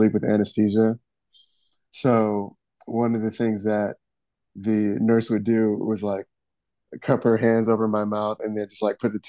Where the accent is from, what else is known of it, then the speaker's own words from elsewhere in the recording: Detroit, Michigan, United States; I am originally from Detroit, Michigan, and lived there for most of my life.